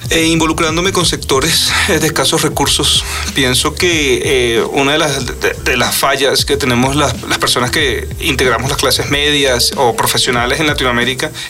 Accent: Venezuela; now in Guanajuato, Mexico; Eh, soy estudiante venezolano en la Universidad de Guanajuato, tengo 38 años

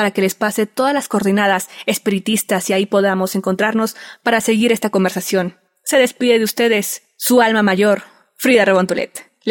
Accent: Mexico; como los mexicanos que habitamos diversas partes del mundo

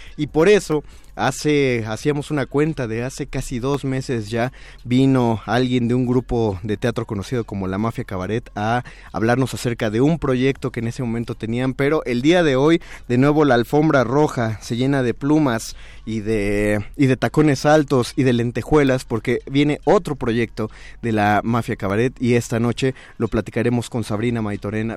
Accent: Mexico; como mexicanos

